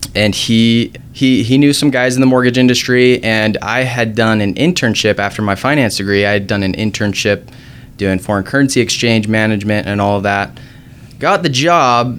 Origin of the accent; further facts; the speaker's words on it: South Jordan, Utah, United States; I grew up in South Jordan.